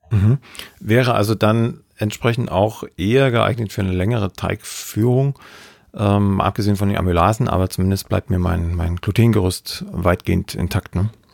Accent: Ore Mountains, Saxony, Germany; Also ich komme aus dem Erzgebirge, aus Sachsen.

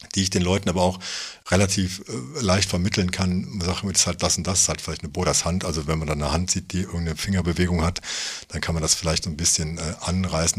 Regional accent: Germany; ich bin halt auch Deutscher

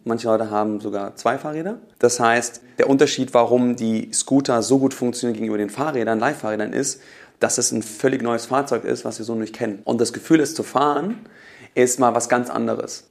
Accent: Hofheim am Taunus, Hesse, Germany; moved away as an adult; now in Berlin, Germany; wo ich herkomme, aus Hofheim und Taunus, mit meinen Mitgründern damals nach Berlin gezogen, 2006

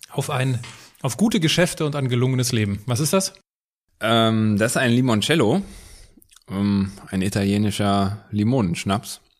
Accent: Wuppertal, North Rhine-Westphalia, Germany; born there; Gebürtig aus Wuppertal. Wuppertal. Wuppertal.

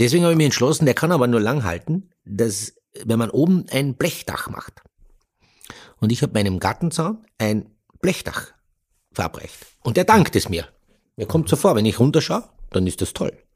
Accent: Austria; bei uns in Österreich

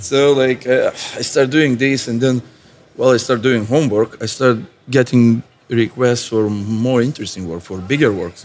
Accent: Lithuania; English is a second language; moved away as an adult; also born or lived in Ireland; I'm artist from Lithuania worked in Ireland for last 15 years, back to Lithuania now for last three years

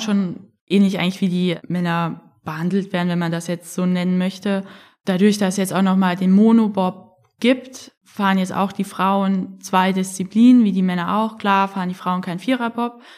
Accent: Frankfurt, Hesse, Germany; ich komme ja aus Frankfurt

